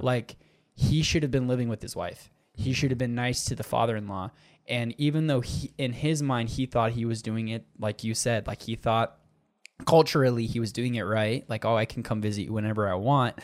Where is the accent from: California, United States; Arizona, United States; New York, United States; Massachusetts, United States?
Arizona, United States; accent: Minnesota; also born or lived in Minnesota; I'm from Minnesota in the fact that I was born there, but I'm like Arizonan